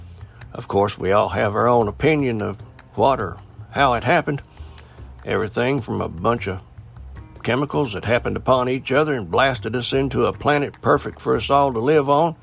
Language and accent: English; Appalachian Mountains, United States; being born and raised in the Appalachian Mountains